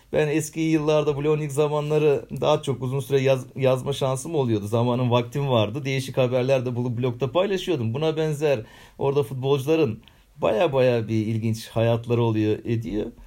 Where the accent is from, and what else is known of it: Istanbul, Turkey